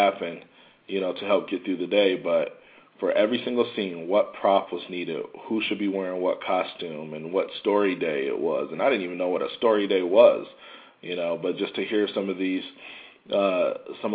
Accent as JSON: {"language": "English", "town": "Oak Park", "region": "Michigan", "country": "United States", "tie": "born or raised there", "moved": "yes", "lives_now": "New York, United States", "said": "I grew up in the Midwest, so, you know, I'm used to cold weather"}